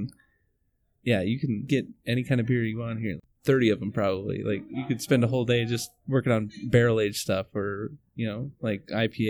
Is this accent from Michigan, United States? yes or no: no; North Dakota, United States; I'm originally from North Dakota. Yeah, born and raised there.